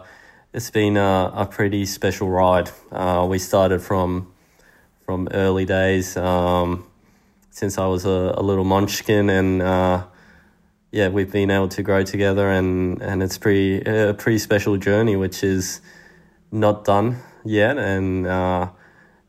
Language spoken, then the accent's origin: English; Spain; also born or lived in Sydney, Australia; now in Australia; even though I was born in Sydney, at the time every real memory I had been in Spain. All my friends, school, growing up, training at the tennis club with Adolfo, all these things.